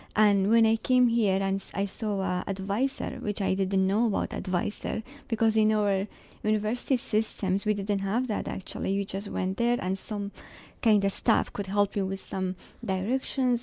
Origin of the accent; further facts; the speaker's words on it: Sulaymaniyah, Kurdistan Region, Iraq; English is a second language; moved away as an adult; now in Canada; I am from Kurdistan, northern Iraq